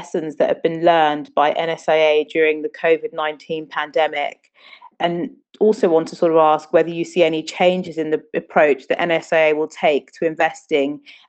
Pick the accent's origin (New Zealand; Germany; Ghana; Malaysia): Ghana; now in London, United Kingdom; I'm from Ghana, but I live and work in London. But Ghana will always be a home for me